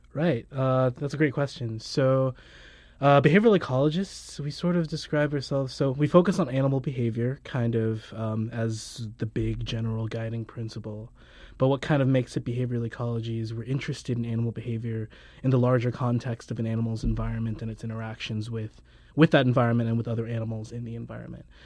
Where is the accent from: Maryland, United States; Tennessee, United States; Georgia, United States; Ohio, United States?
Georgia, United States; southern; also born or lived in Caribbean; I was born in the Caribbean, spent a couple years there and then moved to so- southern Georgia